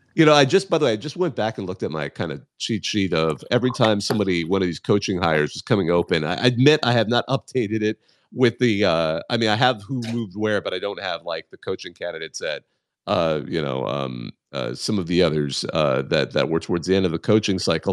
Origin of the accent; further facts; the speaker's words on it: Southern California, United States; I am from SoCal